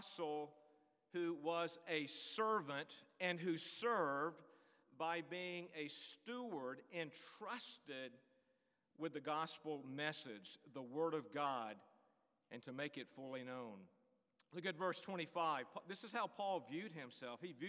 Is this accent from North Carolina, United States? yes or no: yes; Greensboro, North Carolina, United States; Greensboro, North Carolina, my hometown